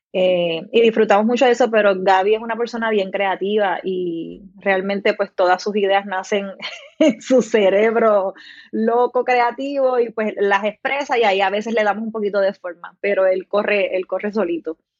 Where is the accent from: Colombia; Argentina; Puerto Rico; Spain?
Puerto Rico; Salinas; also born or lived in Guayama, Puerto Rico; now in Juncos, Puerto Rico; yo nací en Guayama, pero eh, crecí toda mi infancia en el pueblo de Salinas, así que soy